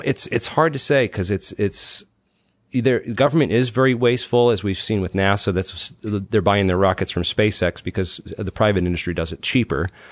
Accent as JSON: {"language": "English", "town": "Mansfield", "region": "Massachusetts", "country": "United States", "tie": "born or raised there", "also_born_or_lived": "Boston, United States", "moved": "as an adult", "lives_now": "Rhode Island, United States", "said": "I'm from Mansfield, Mass. I grew up in, um, southeastern Massachusetts"}